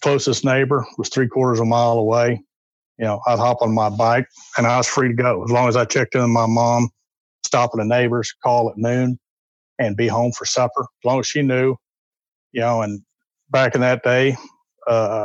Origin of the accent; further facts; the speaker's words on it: north central Oklahoma, United States; moved away; I was born in Oklahoma, north central Oklahoma. Lived there for the early part of my life.